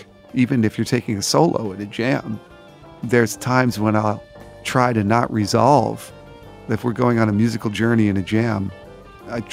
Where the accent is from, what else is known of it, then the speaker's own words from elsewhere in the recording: New Jersey, United States; now in New York, United States; I grew up in New Jersey